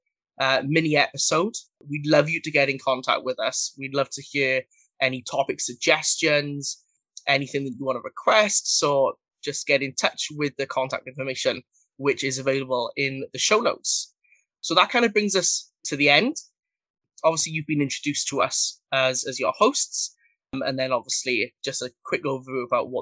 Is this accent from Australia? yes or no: no; Wales, United Kingdom; I am from Wales in the UK